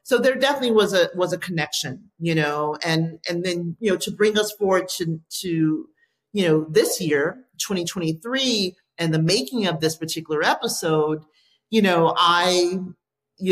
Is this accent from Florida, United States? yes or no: yes; Miami, Florida, United States; moved away as an adult; now in Los Angeles, United States; I grew up in Miami, Florida.